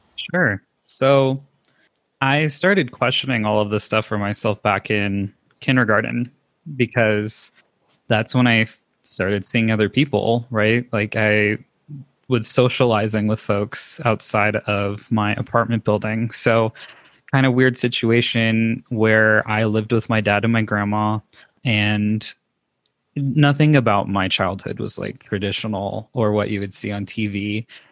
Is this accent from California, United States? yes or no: yes; Los Angeles, California, United States; moved away as an adult; now in Denver, United States; I was born and raised in Los Angeles, California